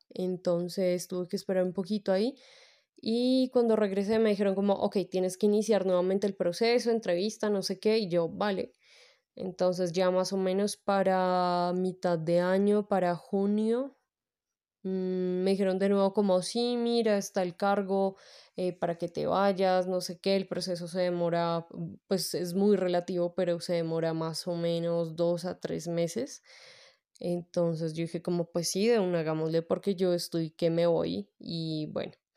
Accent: Bogotá, Colombia; yo soy de Bogotá, Colombia

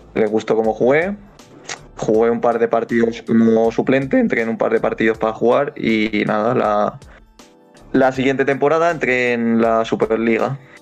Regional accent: Alicante, Valencian Community, Spain; soy de Alicante

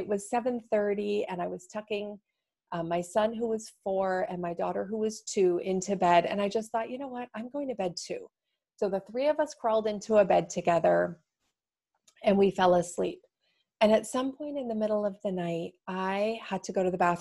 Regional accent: Toronto, Ontario, Canada; moved away as an adult; now in Seattle, United States; I'm from Toronto, so it's a hugely diverse city

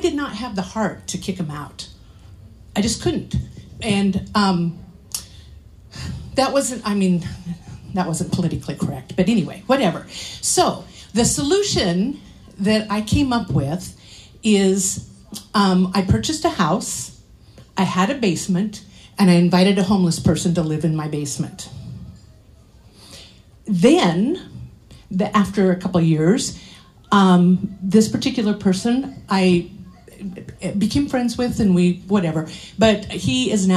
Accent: Curlew, Washington, United States; also born or lived in Colville, Washington; I was born in Colville, raised in Curlew, so I'm very countrified

